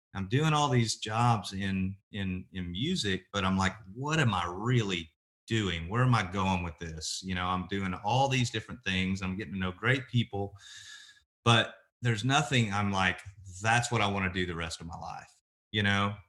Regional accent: Oklahoma City, Oklahoma, United States; also born or lived in Lawton, Oklahoma; now in Nashville, United States; I grew up in Oklahoma, born and raised, and, uh, born in Lawton, Oklahoma, raised in Oklahoma City

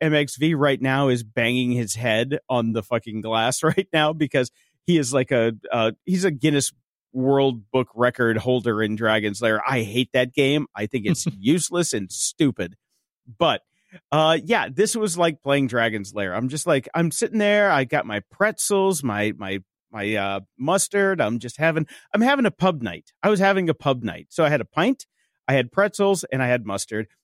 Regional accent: Chicago, Illinois, United States; I'm from Chicago

